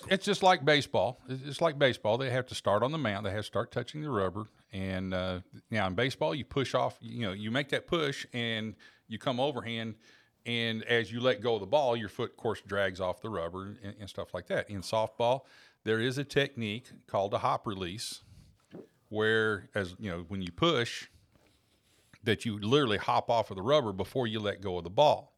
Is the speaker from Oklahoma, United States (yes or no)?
yes; Oklahoma, United States; Growing up in Oklahoma, we were big Oklahoma State and OU fans